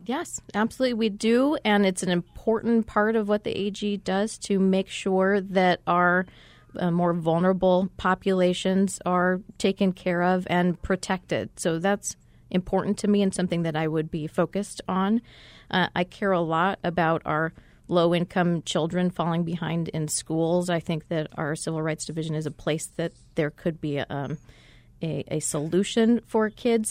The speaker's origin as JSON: {"language": "English", "region": "Arizona", "country": "United States", "tie": "born or raised there", "also_born_or_lived": "New Mexico / Texas", "said": "I was born in New Mexico, but my family moved to Arizona when I was seven"}